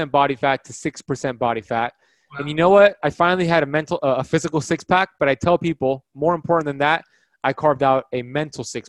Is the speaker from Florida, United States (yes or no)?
yes; Miami Beach, Florida, United States; Growing up in Miami, Florida, Miami Beach, Florida, my parents immigrated in the 1970s from Iran